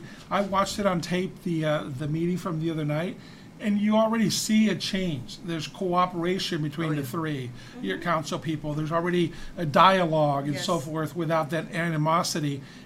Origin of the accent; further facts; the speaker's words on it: Huntington Park, California, United States; now in Downey, United States; when I grew up in Huntington Park